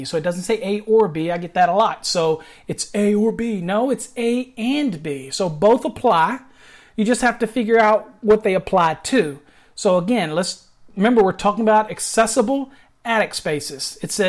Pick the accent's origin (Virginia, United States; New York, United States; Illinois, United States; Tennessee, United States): Virginia, United States; now in Texas, United States; You got to remember, I came to Texas, but yeah, I'm from Virginia, you know, and everybody enunciates better out here in Texas, even though it has a little drawl on it.